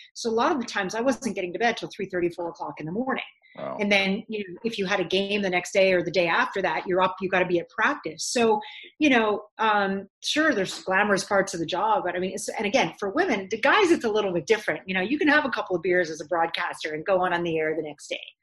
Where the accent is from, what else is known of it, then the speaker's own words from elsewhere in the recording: Ottawa, Ontario, Canada; moved away as an adult; now in Los Angeles, United States; even in Ottawa, I'm like, "This is my hometown.